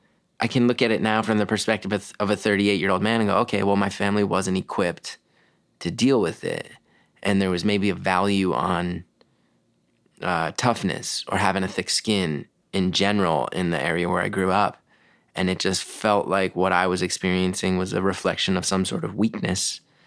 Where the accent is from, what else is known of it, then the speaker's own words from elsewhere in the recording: West Orange, New Jersey, United States; Grew up in West Orange, New Jersey.